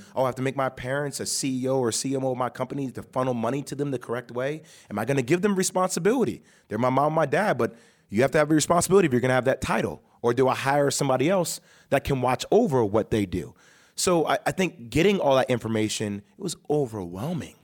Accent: New Jersey, United States; I was born and raised in Jersey

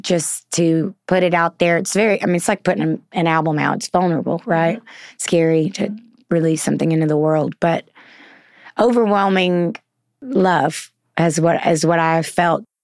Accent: the South, United States; accent: southern; My southern accent

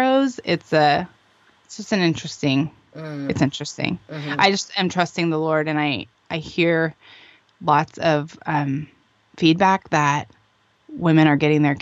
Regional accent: Arizona, United States; moved away as an adult; now in California, United States; I'm from Arizona

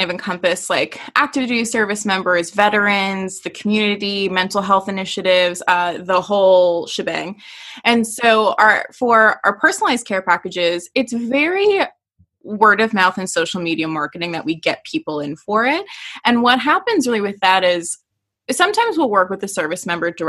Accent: Door County, Wisconsin, United States; also born or lived in Oshkosh, Wisconsin; so I live in Wisconsin and I'm originally from Door County, which is the thumb.

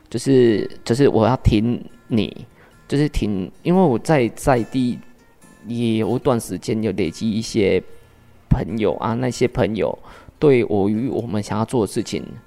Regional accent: Changhua County, Taiwan; 那彰化应该来讲，就是说我常常听到说彰化一直都不进步，可是从看国外角度再看自己的家乡，还是非常的美。

